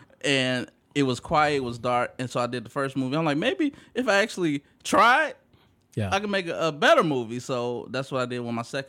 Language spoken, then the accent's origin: English; Bellwood, Illinois, United States; I'm from Bellwood suburbs.